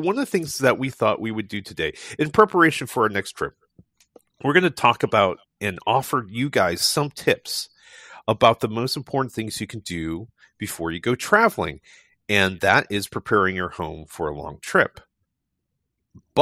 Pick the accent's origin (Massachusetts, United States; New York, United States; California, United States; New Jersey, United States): California, United States; also born or lived in Irvine; Being a Californian